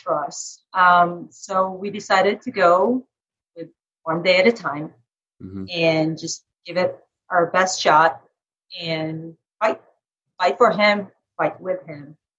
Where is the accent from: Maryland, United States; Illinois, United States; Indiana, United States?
Indiana, United States; Carmel; my hometown it's called carmel indiana